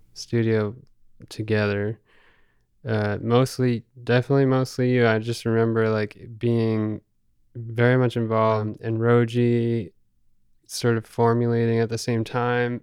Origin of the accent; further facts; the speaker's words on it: Rockport, Massachusetts, United States; we grew up in Rockport